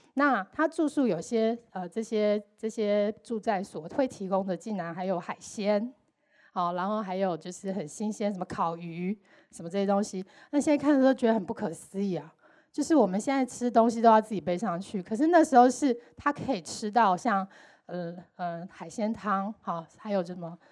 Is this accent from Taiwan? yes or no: yes; Taiwan; 身为台湾人